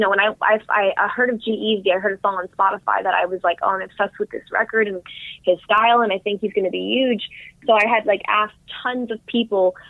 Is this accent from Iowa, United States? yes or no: no; New York City, New York, United States; I grew up in New York City